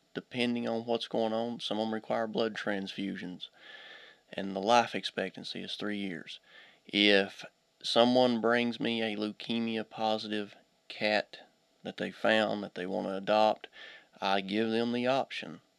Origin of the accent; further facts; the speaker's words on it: Pike County, eastern Kentucky, United States; also born or lived in Auburn / Hazard; I'm originally from uh, eastern Kentucky. I was raised in Pike County